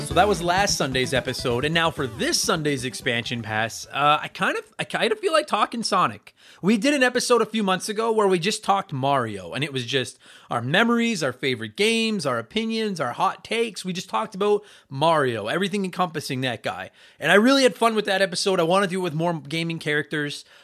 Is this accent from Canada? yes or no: yes; Canada; also born or lived in Edmonton, Alberta